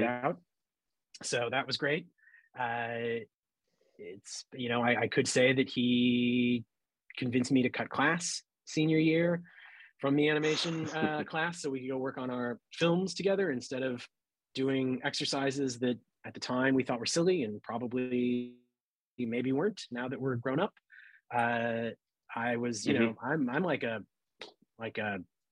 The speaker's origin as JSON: {"language": "English", "town": "St. Louis", "region": "Missouri", "country": "United States", "tie": "born or raised there", "moved": "yes", "said": "I growing up in St. Louis"}